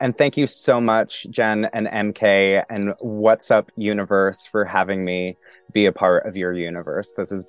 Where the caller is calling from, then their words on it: Pennsylvania, United States; First off, I am coming from Pennsylvania, which is the land of the original people, the indigenous people of the land of the Lenape.